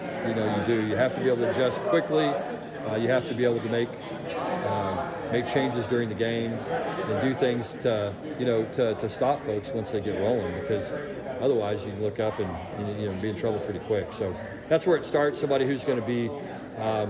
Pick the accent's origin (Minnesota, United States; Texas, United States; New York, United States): Texas, United States; people from Texas, we're all by nature very competitive people.